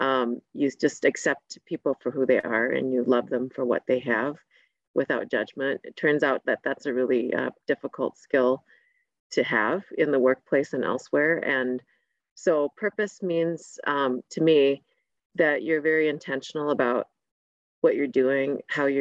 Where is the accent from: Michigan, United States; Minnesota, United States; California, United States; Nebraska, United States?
Minnesota, United States; Saint Paul; being a Hmong girl growing up in St. Paul in the 80s